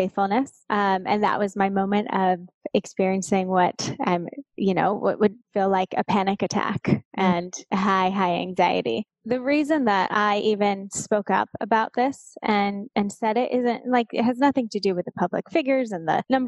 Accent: Southern California, United States; also born or lived in Los Angeles; I grew up in Southern California, about an hour and a half southeast of LA.

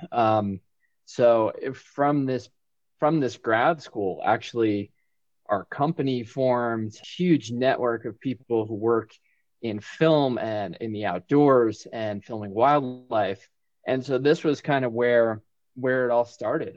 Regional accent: Winter Park, Florida, United States; moved away as an adult; also born or lived in New England; now in Bozeman, United States; I was born in New England, but went to high school in Winter Park, Florida, and my family is still in Winter Park, Florida.

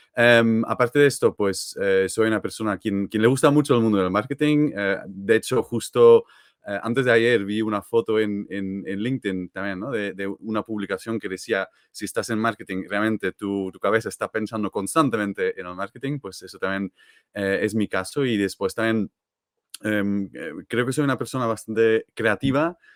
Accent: Belgium; Spanish is a second language; moved away as an adult; now in Barcelona, Spain; no soy de aquí de toda la vida, así que yo soy de Bélgica

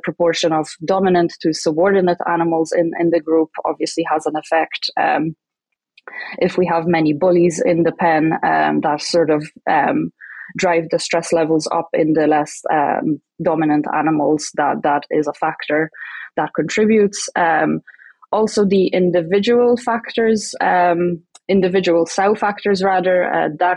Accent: Ireland; moved away as an adult; now in Saskatchewan, Canada; I'm from Ireland

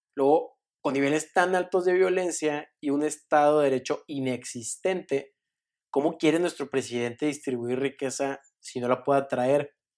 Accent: Mexico; a mí, como mexicano

